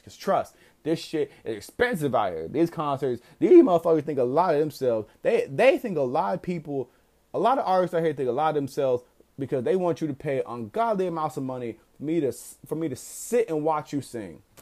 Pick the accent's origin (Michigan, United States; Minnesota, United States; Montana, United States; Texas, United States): Texas, United States; I'm also from Texas